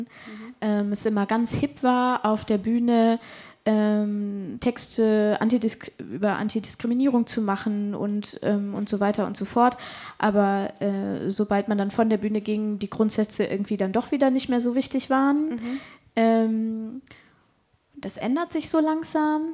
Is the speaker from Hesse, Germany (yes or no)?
no; Hanover, Lower Saxony, Germany; bei uns in Hannover